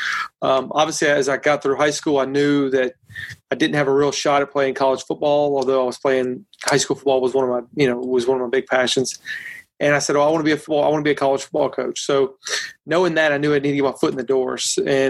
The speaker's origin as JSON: {"language": "English", "region": "South Louisiana", "country": "United States", "tie": "born or raised there", "said": "I grew up in South Louisiana"}